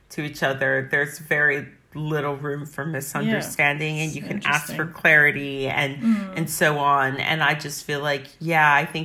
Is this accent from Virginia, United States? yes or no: yes; Northern Virginia, United States; I grew up in Northern Virginia in a very affluent area.